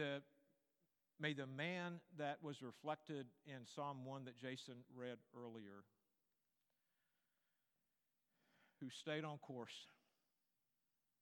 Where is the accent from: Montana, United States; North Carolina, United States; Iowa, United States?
North Carolina, United States; I grew up in North Carolina